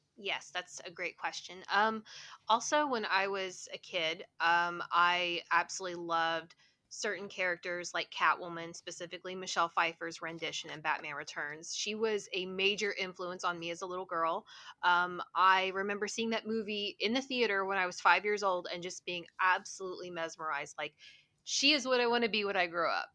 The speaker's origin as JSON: {"language": "English", "town": "Huntington", "region": "West Virginia", "country": "United States", "tie": "born or raised there", "moved": "as an adult", "lives_now": "Toronto, Canada", "said": "I'm from Huntington, West Virginia. It is a college town that's located at the very bottom of Ohio. Um, I was born and raised there, and um, I lived there until I was about 30."}